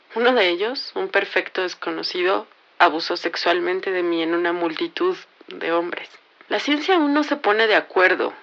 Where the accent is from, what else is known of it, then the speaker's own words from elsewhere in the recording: Mexico; Soy mexicana